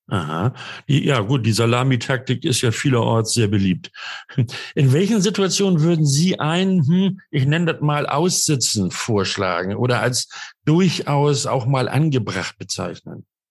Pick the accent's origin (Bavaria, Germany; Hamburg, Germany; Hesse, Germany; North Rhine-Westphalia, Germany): Hamburg, Germany; ich bin Hamburger und heute im Norden unterwegs